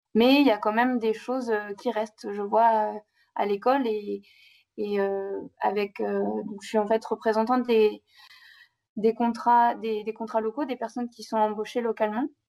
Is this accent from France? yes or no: yes; Normandy, France; moved away as an adult; now in Brazzaville, Congo; je suis une Normande de 26 ans qui a atterri au Congo